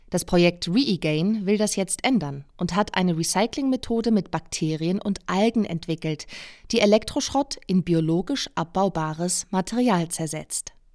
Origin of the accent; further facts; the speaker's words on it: Switzerland; Ich als Schweizerin